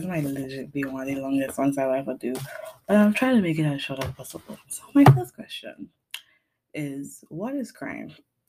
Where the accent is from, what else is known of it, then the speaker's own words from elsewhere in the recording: Trinidad & Tobago; Now, for people who are listening who don't know where I'm from Trinidad and Tobago. I don't sound like a Trinidadian person all the time because I was raised by an English teacher and a father who practically was raised to be British.